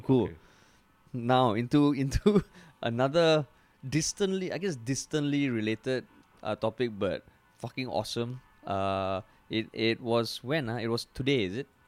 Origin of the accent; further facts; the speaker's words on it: Singapore; we're Singaporean